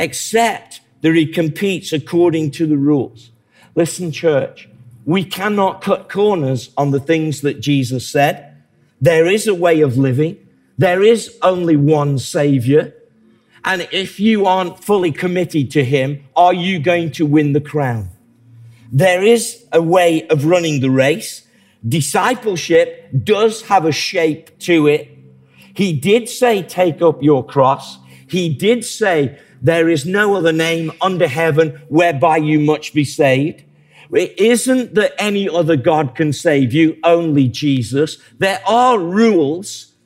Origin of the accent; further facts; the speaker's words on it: England, United Kingdom; I like being English